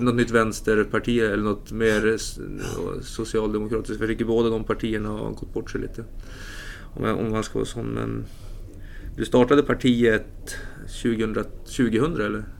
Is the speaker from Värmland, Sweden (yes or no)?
no; Umeå, Västerbotten County, Sweden; moved away; För jag är ju inte härifrån heller. Jag är från Umeå.